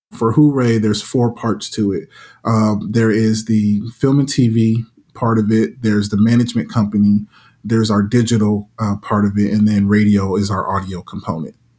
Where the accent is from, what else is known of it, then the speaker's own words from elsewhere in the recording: Las Vegas, Nevada, United States; growing up in Vegas